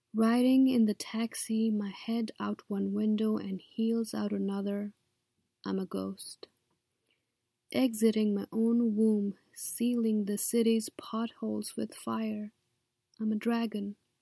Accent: Kathmandu, Bagmati, Nepal; moved away as an adult; now in United States; I was born in Kathmandu, Nepal, and came to the U S as a student.

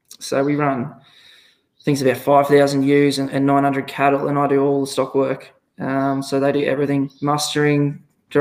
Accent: Victoria, Australia; moved away as an adult; now in Kangaroo Mountain, Australia; I'm originally from Victoria, didn't grow up on a farm, lived in a rural area

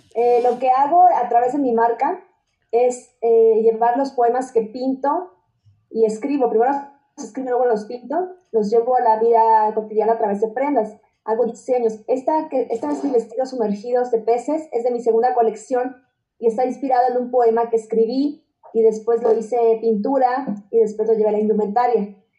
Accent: Chiapas, Mexico; soy de Chiapas

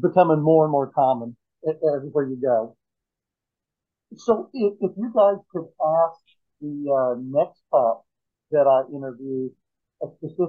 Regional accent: Oklahoma, United States; now in Florida, United States; I'm actually from Oklahoma. I grew up there, but been living in Florida now for many, many, many years.

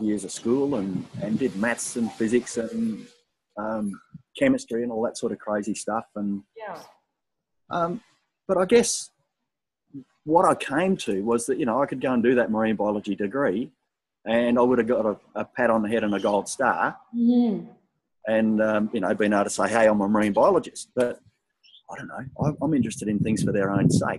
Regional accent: Southwest Western Australia, Australia; I grew up in Southwest WA where you had to play football whether you wanted to or not

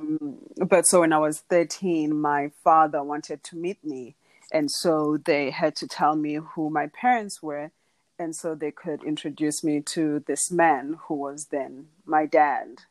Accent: Dala, Eastern Cape, South Africa; But I am from South Africa. I'm from a small town called Dala in the Eastern Cape. Um, I was raised by my grandparents.

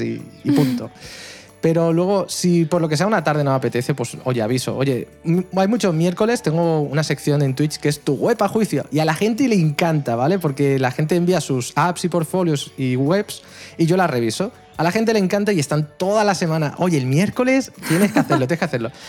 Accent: El Prat de Llobregat, Catalonia, Spain; aquí en el Prat de Llobregat, en mi pueblo

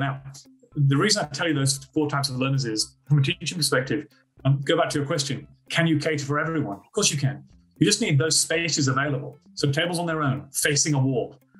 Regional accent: United Kingdom; moved away as an adult; now in Australia; I'm actually from Britain

